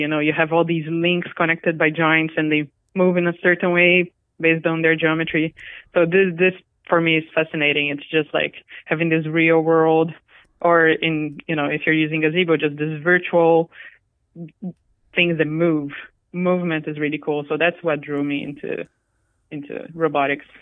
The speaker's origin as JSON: {"language": "English", "country": "Brazil", "tie": "born or raised there", "also_born_or_lived": "Japan", "second_language": "English", "moved": "as an adult", "said": "I'm Brazilian. I grew up in Brazil, and I went to college in Japan."}